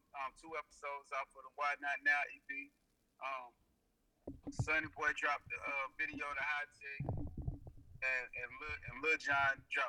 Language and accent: English; Charlotte, North Carolina, United States; I'm born in Princeton High School. I'm from Charlotte